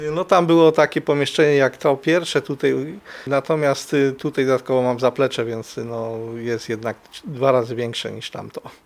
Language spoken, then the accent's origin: Polish; Kraków, Lesser Poland, Poland; Wychowywałem się na Mistrzejowicach, też część Huty